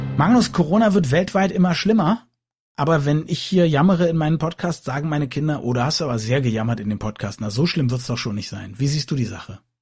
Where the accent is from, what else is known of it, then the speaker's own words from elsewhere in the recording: Germany; als Deutsche